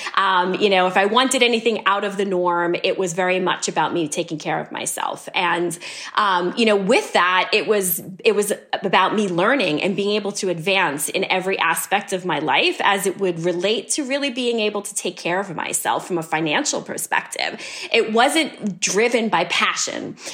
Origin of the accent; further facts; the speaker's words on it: New York City, New York, United States; when I was a kid growing up in New York City.